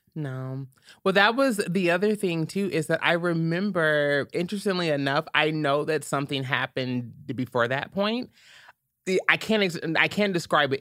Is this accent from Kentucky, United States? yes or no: yes; Louisville, Kentucky, United States; born or raised there